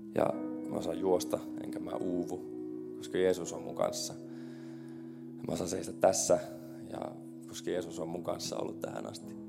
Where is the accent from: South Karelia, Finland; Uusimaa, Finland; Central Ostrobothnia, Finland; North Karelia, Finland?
Central Ostrobothnia, Finland; Kokkola; moved away as an adult; also born or lived in Helsinki; sinä päivänä, kun mä muutin pois Kokkolasta, mulla oli mun kitara ja reppu ja mä olin semmoinen reissumies ja mä lähdin, äiti jäi itkemään ja poika lähti Hel- suureen Helsinkiin